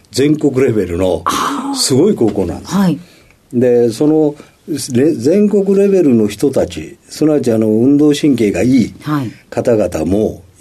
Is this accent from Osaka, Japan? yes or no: yes; Sennan, Osaka, Japan; also born or lived in Habikino, Osaka; 大阪府のですね、泉南というところで、ね。